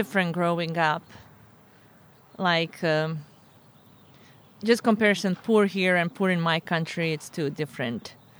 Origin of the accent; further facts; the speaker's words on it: Sarajevo, Federation of Bosnia and Herzegovina, Bosnia & Herzegovina; moved away as an adult; also born or lived in Zvornik, Bosnia; now in California, United States; My hometown is a small town in Bosnia named Zvornik, but mm-hmm. I grew up in Sarajevo. My parents moved when I was like 4 years old. Mm-hmm. So I grew up all my life in Sarajevo until I moved to California.